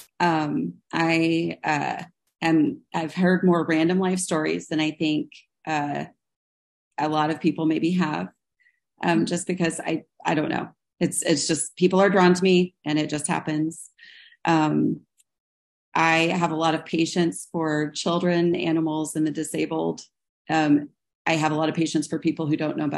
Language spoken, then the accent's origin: English; Kansas City, United States; I'm from Kansas City